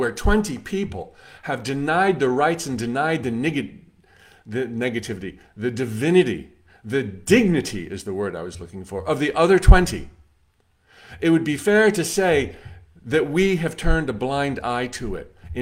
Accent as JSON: {"language": "English", "country": "United States", "said": "as an American"}